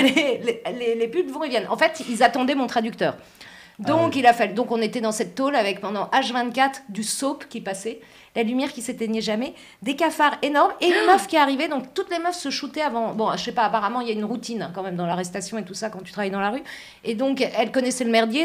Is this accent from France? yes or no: yes; France; je suis française